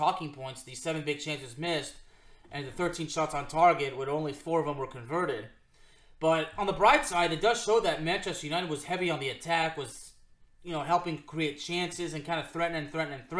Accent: Lyon, Auvergne-Rhône-Alpes, France; moved away; We're both from Lyon, France

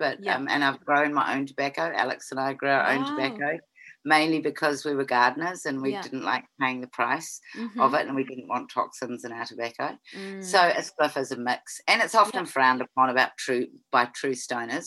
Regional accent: Canterbury, New Zealand; now in Nelson, New Zealand; grew up in Canterbury, New Zealand

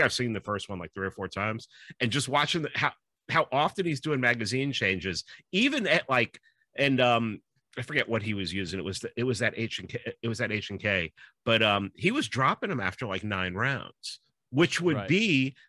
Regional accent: New York City, New York, United States; I grew up in the Bronx

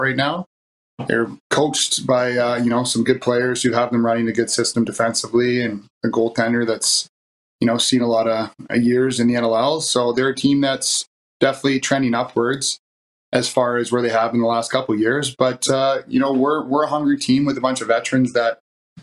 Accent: Coquitlam, British Columbia, Canada; moved away; I actually grew up in Coquitlam

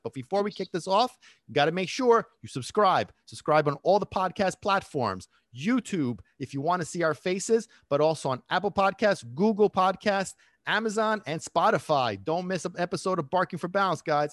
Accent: Italy; moved away; when I was growing up in Italy

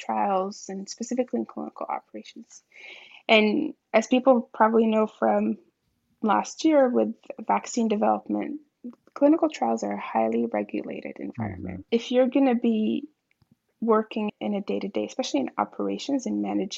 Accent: Marrakesh, Marrakesh-Safi, Morocco; I was born and raised in Marrakesh, Morocco, a city that I hold near and dear to my heart

